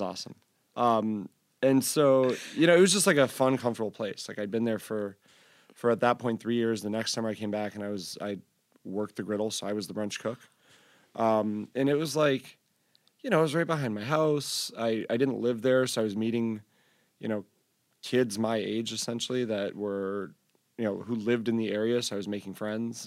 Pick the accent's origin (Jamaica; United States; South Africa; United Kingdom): United States; Syracuse, New York; I grew up in Syracuse, and it was like, that was the big, like, straight edge vegan hardcore scene.